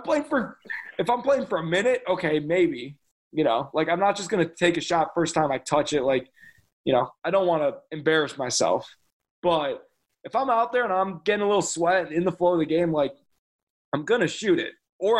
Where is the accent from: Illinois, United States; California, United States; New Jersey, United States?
Illinois, United States; Chicago; I'm from Chicago